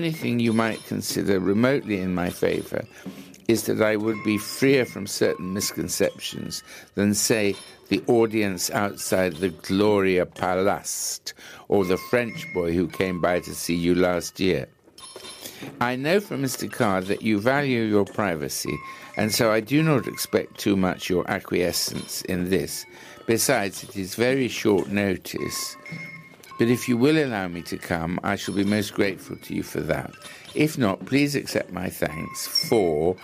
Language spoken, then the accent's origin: English; England, United Kingdom; I am from England, in America for the first time, and leaving in about a fortnight